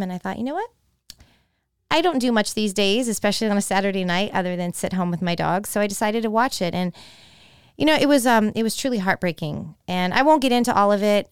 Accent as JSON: {"language": "English", "town": "San Jose", "region": "California", "country": "United States", "tie": "born or raised there", "also_born_or_lived": "Florida", "moved": "as an adult", "lives_now": "Tampa, United States", "said": "my hometown of San Jose, California"}